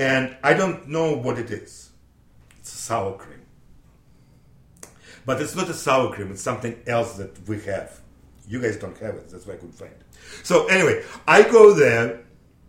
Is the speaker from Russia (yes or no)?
yes; Russia; English is a second language; moved away as an adult; now in Lynn, United States; I'm from Russia, I'm 24 years old, I'm dental technician